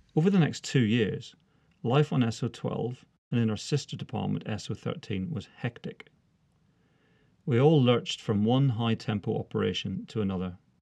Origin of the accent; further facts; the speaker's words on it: Northern Ireland, United Kingdom; moved away as an adult; now in England, United Kingdom; I was born and brought up in Northern Ireland